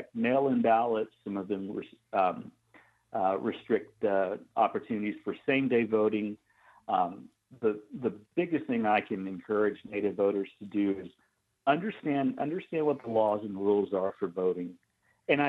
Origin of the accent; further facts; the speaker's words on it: Oklahoma, United States; I grew up in Oklahoma